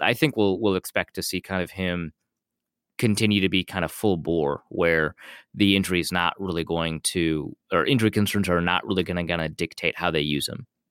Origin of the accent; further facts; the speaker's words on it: Grand Forks, North Dakota, United States; I grew up in Grand Forks, North Dakota